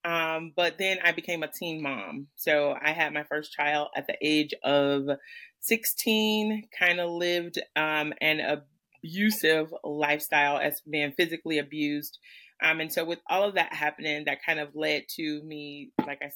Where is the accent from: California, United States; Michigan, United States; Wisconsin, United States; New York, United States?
Michigan, United States; I'm about 20 minutes south of Detroit in the area that here is known as the Downriver area